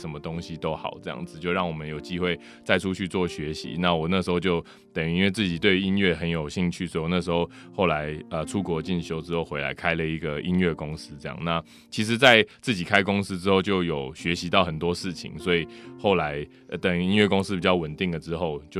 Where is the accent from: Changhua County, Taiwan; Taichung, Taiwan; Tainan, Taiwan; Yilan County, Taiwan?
Changhua County, Taiwan; 因为早期我也都是在彰化工厂的彰化啦，对。那我小时候都是在工厂长大的